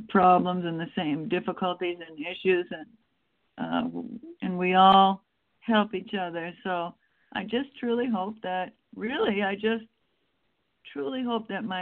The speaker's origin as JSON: {"language": "English", "region": "Wisconsin", "country": "United States", "tie": "born or raised there", "moved": "yes", "lives_now": "Lafayette, United States", "said": "growing up in Wisconsin, we have pretty cold winters there"}